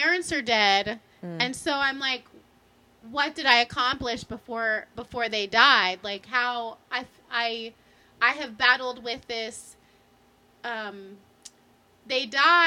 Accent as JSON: {"language": "English", "region": "Maryland", "country": "United States", "said": "I'm from Maryland"}